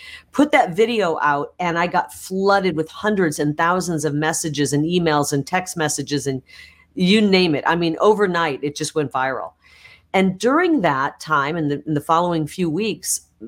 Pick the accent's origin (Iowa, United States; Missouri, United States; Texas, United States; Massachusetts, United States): Iowa, United States; also born or lived in Illinois; now in Arizona, United States; I was born in Illinois, right on the Mississippi River, on the Illinois side, but I was raised on the Iowa side of the Mississippi River